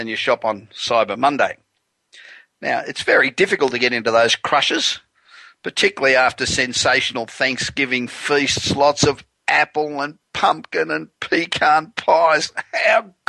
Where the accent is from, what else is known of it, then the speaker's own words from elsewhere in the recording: Los Angeles, California, United States; I'm broadcasting tonight from my hometown of Los Angeles